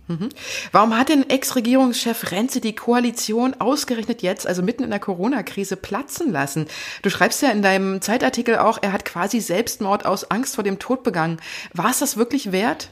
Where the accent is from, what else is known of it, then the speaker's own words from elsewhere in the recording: Germany; bei uns in Deutschland